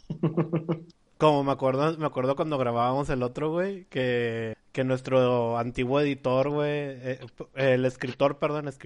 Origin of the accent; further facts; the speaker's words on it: Mexico City, Mexico; ¿De dónde eres? No, pues jefe, pues yo, yo de la Ciudad de México, jefe